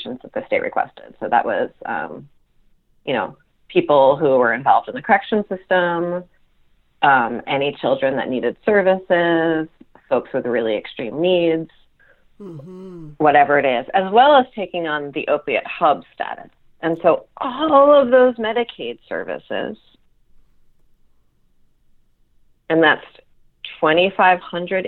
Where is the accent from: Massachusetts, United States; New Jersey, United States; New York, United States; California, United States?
New York, United States; the New York area, United States; now in Vermont, United States; growing up in the New York area